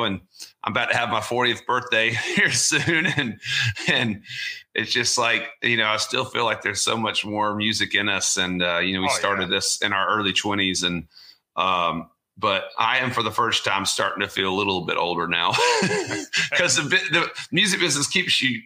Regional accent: Augusta, Georgia, United States; I grew up in Augusta, Georgia.

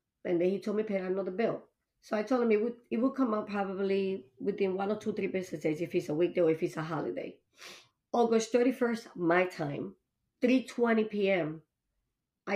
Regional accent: Long Island, New York, United States; now in Massachusetts, United States; I'm from Long Island

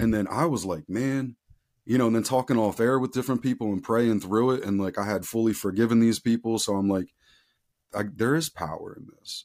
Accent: outside of Philadelphia, Pennsylvania, United States; I grew up outside of Philadelphia, Pennsylvania, I'm still in Southeastern P

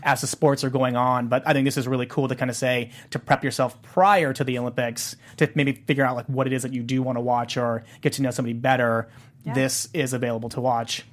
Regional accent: South Korea; moved away; South Korea, my my home country in Pyeongchang

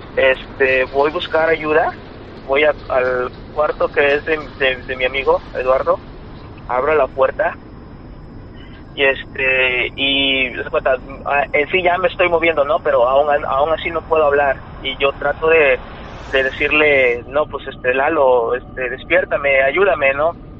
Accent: Veracruz, Mexico; Vivíamos en, yo soy de Veracruz, vivimos en Veracruz.

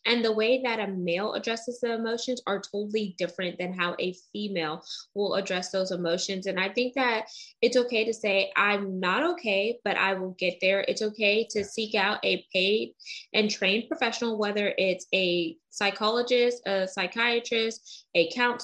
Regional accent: United States; I'm very Americanized and I was born here in America.

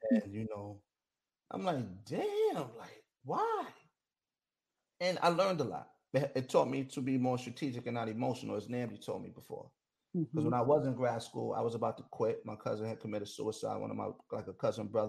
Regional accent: New York, United States; I'm from New York

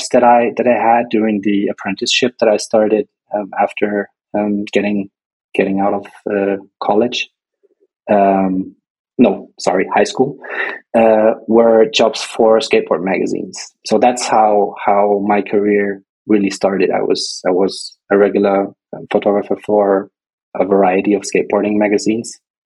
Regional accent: Nuremberg, Bavaria, Germany; I was born in Nuremberg and grew up in a small town bordering it, about 40,000 people living there.

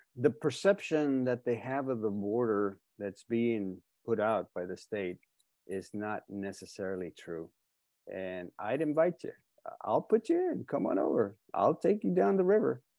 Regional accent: Texas, United States; I'm a Texan too

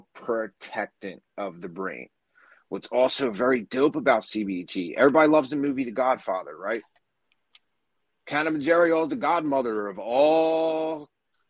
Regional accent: New Jersey, United States; accent: Jersey; I have a very Jersey

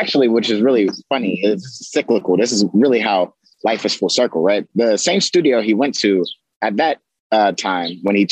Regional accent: Pittsburgh, Pennsylvania, United States; also born or lived in Greensburg, Pennsylvania; I grew up on the Hill District and the North side of Pittsburgh

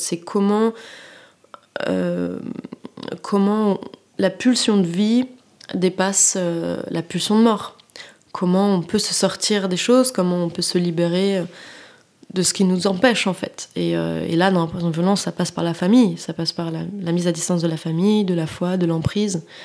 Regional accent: Paris, Île-de-France, France; also born or lived in Abidjan / Nantes; je suis, de la classe moyenne et j'ai grandi à Paris

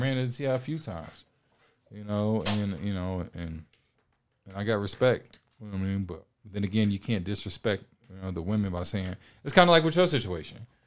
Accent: Detroit, Michigan, United States; now in Los Angeles, United States; from Detroit, Michigan. I live in Los Angeles

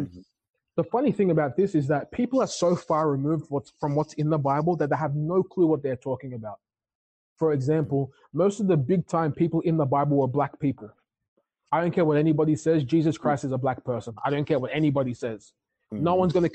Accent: Ghana; being a Ghanaian, we're very cultural when it comes to church

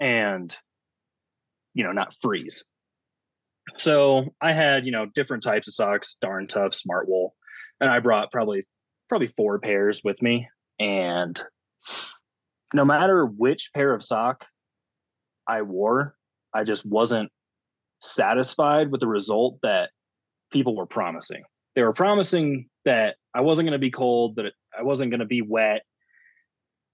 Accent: Alaska, United States; growing up in Alaska, there's not a lot of textile manufacturers there

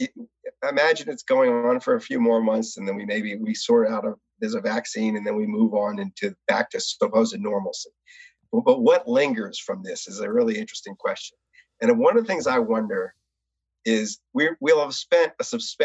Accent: New Orleans, Louisiana, United States; when I was growing up in New Orleans

